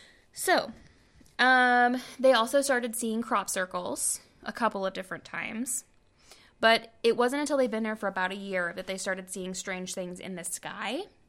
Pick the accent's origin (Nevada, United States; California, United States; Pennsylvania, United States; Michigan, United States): Nevada, United States; I'm from Nevada. What do you want from me?